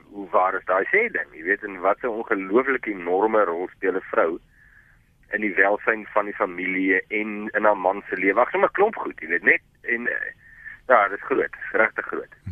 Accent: Vredendal, Western Cape, South Africa; Ek kom uit Vredendal uit.

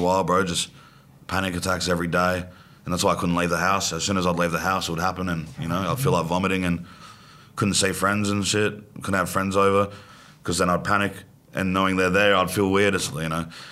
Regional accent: Australia; accent: Australian

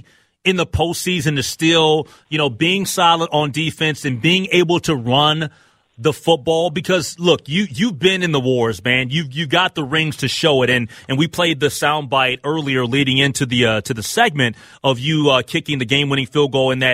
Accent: Minnesota, United States; I'm here in Minneapolis, I'm from Minnesota

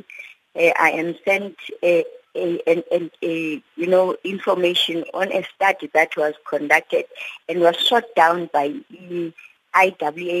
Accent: South Africa

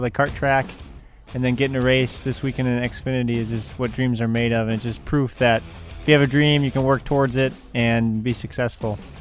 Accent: Elkhart Lake, Wisconsin, United States; as a kid growing up in Elkhart

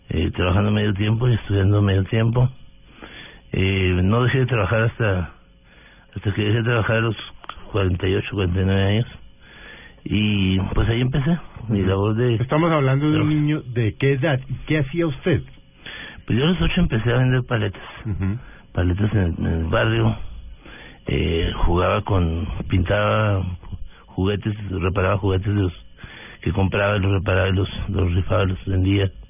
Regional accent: Delicias, Chihuahua, Mexico; moved away as an adult; now in Bogotá, Colombia; norte de México, de Ciudad de Chihuahua. Es una población de 120 mil habitantes. Eh, crecí en, Delicias, estudiando en la escuela primaria local.

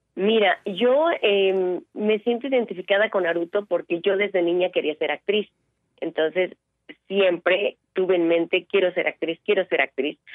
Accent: Veracruz, Mexico; moved away; yo vengo de un pueblo de Veracruz, de un rancho

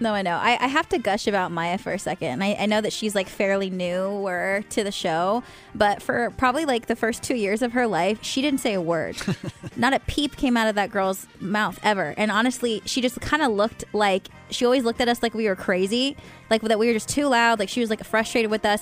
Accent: California, United States; I grew up in California

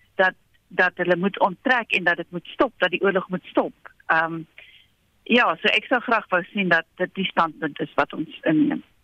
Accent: South Africa

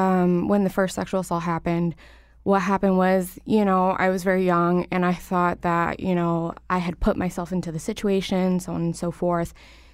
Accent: Waterbury, Connecticut, United States; also born or lived in Hartford; I was born here in Hartford, raised in Waterbury, to a low-income family

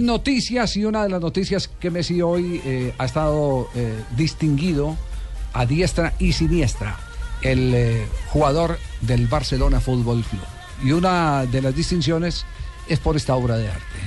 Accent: Manizales, Caldas, Colombia; moved away; en la ciudad de Manizales, en mi tierra

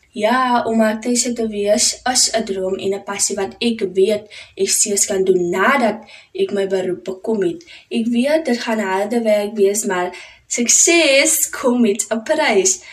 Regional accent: Paarl, Western Cape, South Africa; ek is van die Parel

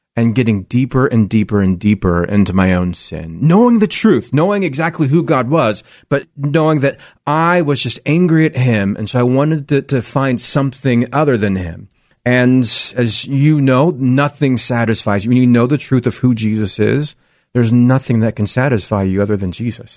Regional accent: Salem, Oregon, United States; I'm actually born and raised right here in Oregon. I grew up in Salem

